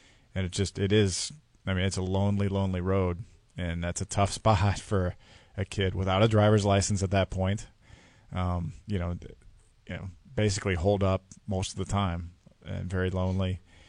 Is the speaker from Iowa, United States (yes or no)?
yes; Iowa City, Iowa, United States; I grew up in Iowa City.